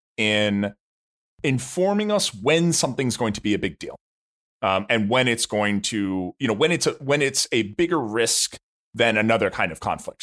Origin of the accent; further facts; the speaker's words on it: United States; I as an American